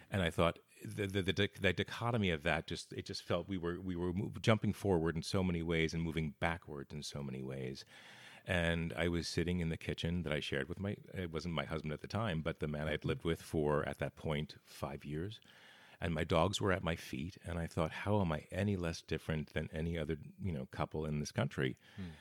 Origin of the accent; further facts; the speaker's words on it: Bergen County, New Jersey, United States; also born or lived in Los Angeles, United States; now in Portland, United States; originally New Jersey, right outside New York uh, in Bergen County